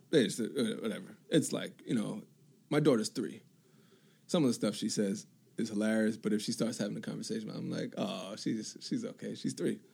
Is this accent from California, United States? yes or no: no; New York, United States; I'm from New York